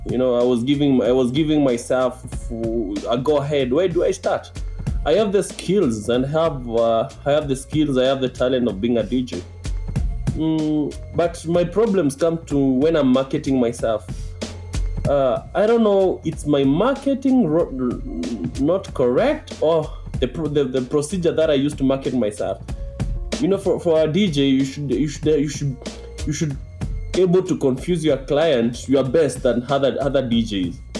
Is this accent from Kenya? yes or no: yes; Nairobi, Kenya; I'm from Kenya, Nairobi, Kenya uh, in Africa